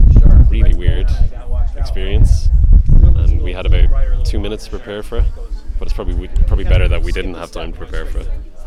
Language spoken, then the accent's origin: English; Ireland; I'm from Ireland